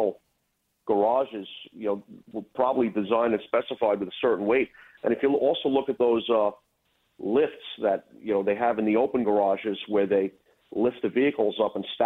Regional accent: New York City, New York, United States; moved away as an adult; now in Rockland County, United States; I was born and raised in Brooklyn. About 10 years ago, I moved upstate to Rockland County

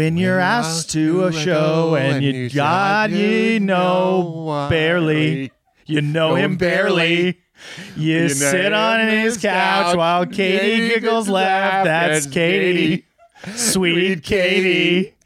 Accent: Big Bear, California, United States; Big Bear, my hometown where I was living

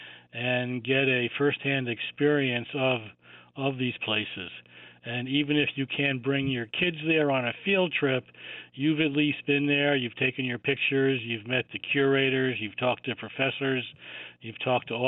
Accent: New Rochelle, New York, United States; I grew up in New Rochelle

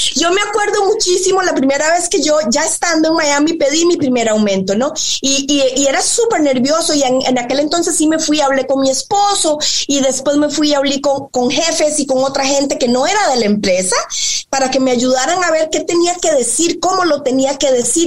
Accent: Costa Rica; moved away as an adult; also born or lived in Spain; yo soy tica, soy costarricense de cepa, de arroz, frijoles y plátano maduro

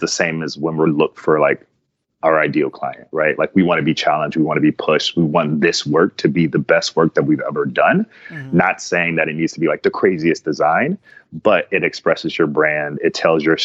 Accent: Cleveland, Ohio, United States; now in San Diego, United States; I grew up in Cleveland, Ohio.

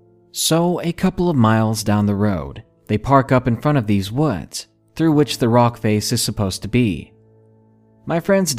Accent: England, United Kingdom; I'm from England, and my US geography isn't great, so please forgive any vagueness in regards to the location.

